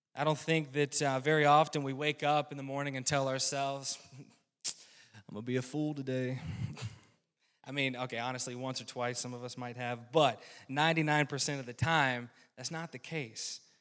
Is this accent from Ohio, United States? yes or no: no; rural North Carolina, United States; now in Midwest, United States; I was born and raised in a Christian home in rural North Carolina.